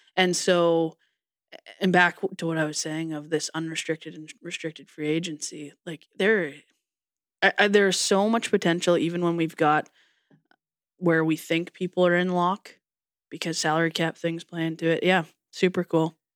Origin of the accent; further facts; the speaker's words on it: Canada; as a Canadian person